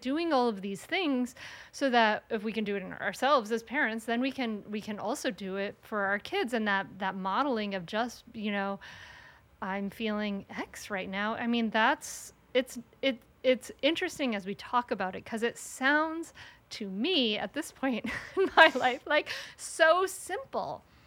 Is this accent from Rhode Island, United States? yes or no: yes; Rhode Island, United States; now in Delaware, United States; I grew up in Rhode Island, and now I live in Delaware